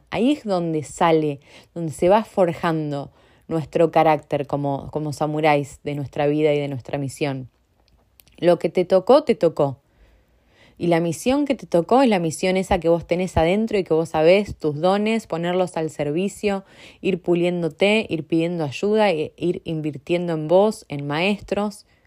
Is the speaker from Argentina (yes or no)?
yes; Argentina; moved away; El otro día yo soy de Argentina y eh, tengo amigos, aunque hace mucho que vivo en otros lugares y que no vivo en Argentina, tengo amigos muy cercanos